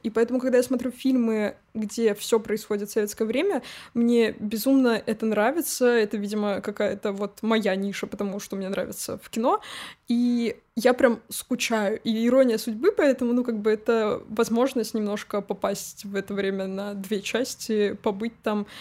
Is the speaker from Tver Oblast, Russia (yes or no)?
yes; Tver, Tver Oblast, Russia; now in Moscow, Russia; я уехала из Твери как раз-таки, потому что ну, Тверь намного меньше, чем Москва